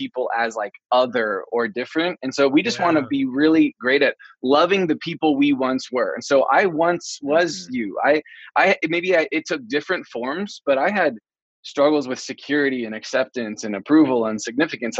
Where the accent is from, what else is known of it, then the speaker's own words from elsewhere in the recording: Oregon, United States; moved away as an adult; now in Iowa, United States; I was from Oregon